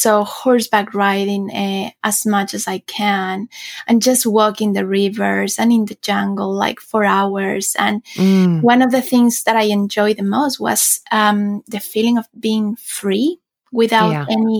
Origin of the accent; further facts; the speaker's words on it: Quito, Pichincha, Ecuador; moved away as an adult; also born or lived in United Kingdom / China / France / Switzerland; now in Sweden; Ecuador, my home country